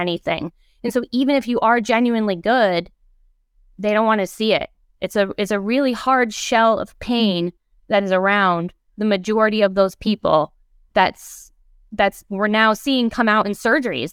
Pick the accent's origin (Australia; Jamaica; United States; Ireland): United States; Ohio; I grew up in Ohio, where in elementary school, part of our field trips were to go to the homes of people who had provided spaces for the Underground Railroad